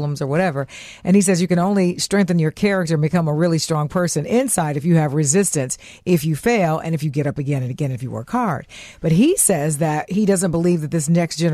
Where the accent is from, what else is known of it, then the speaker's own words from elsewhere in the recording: Nashville, Tennessee, United States; Nashville, my hometown